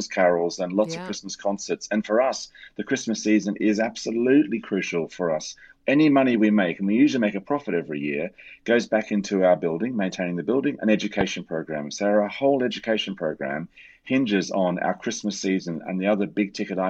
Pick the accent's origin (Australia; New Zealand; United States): Australia; now in United Kingdom; I'm Australian. I came to live here